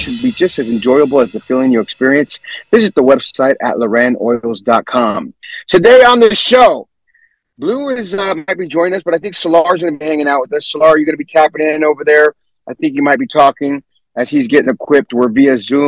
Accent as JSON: {"language": "English", "town": "San Jose", "region": "California", "country": "United States", "tie": "born or raised there", "also_born_or_lived": "San Francisco", "said": "I'm from San Jose, by the way, born and raised in San Jose"}